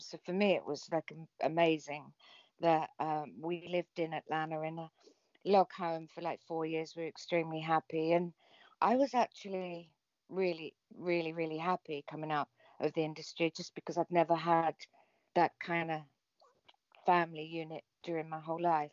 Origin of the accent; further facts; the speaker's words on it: England, United Kingdom; I'm English